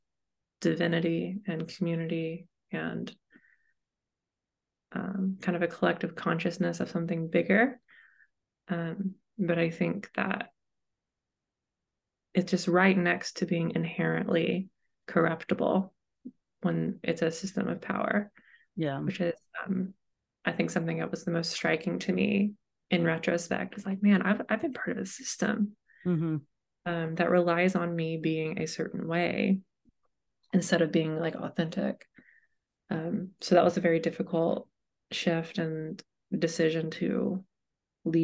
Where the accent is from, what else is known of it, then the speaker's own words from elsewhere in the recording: Knoxville, Tennessee, United States; I was born in Knoxville, Tennessee, and my dad was a Methodist pastor